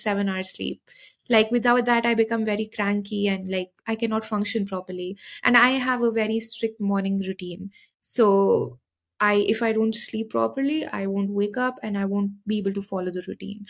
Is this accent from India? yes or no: yes; Shimla, Himachal Pradesh, India; moved away as an adult; now in Mohali, India; I am from Shimla, so we sleep a lot because the weather is very cold